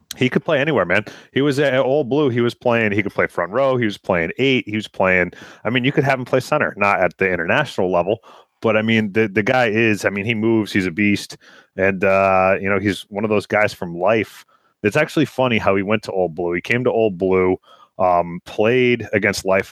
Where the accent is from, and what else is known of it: United States